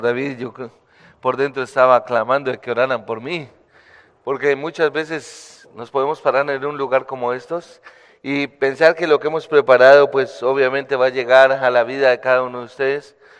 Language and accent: Spanish; Bogotá, Colombia; moved away as an adult; now in Medellín, Colombia; vivo en la ciudad de Medellín, soy bogotano